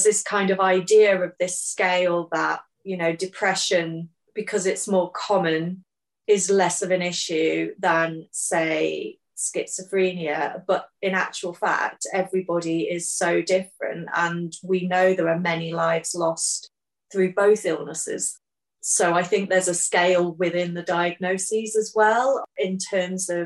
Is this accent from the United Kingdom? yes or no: yes; Hull, Yorkshire and the Humber, United Kingdom; Hull, my hometown.